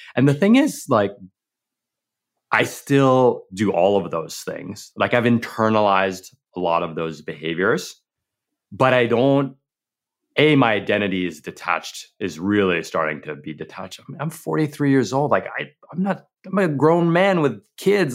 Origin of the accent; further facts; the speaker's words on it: New York, United States; growing up in New York